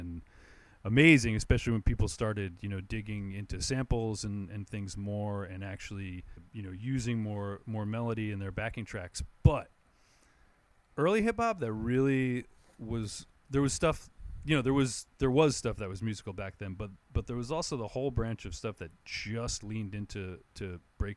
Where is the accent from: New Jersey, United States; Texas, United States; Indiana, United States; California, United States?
New Jersey, United States; I grew up right outside in New Jersey, like right outside of New York City